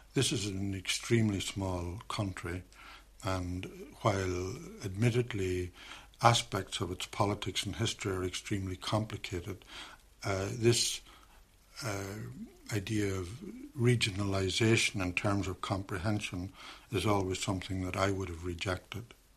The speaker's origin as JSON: {"language": "English", "town": "Derry", "region": "Northern Ireland", "country": "United Kingdom", "moved": "yes", "said": "I'm from Derry"}